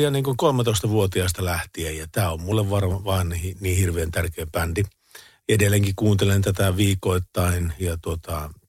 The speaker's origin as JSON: {"language": "Finnish", "town": "Tampere", "region": "Pirkanmaa", "country": "Finland", "said": "mä oon Tampereelta itse lähtöisin."}